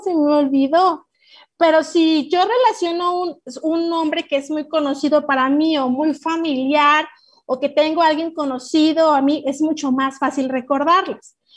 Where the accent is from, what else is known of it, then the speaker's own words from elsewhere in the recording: Mexico; como mexicanos y como papás y como maestros